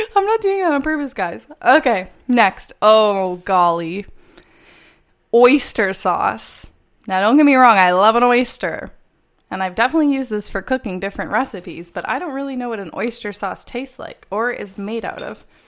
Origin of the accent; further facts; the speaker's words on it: Canada; I'm from Canada